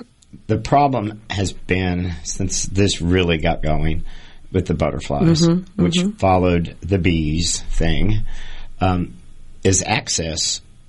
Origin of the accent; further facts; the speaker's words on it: Missouri, United States; growing up in Missouri